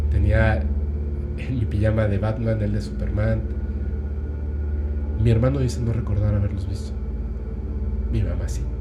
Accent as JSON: {"language": "Spanish", "country": "Ecuador", "said": "Soy una persona de Ecuador, saludos a este Ecuador."}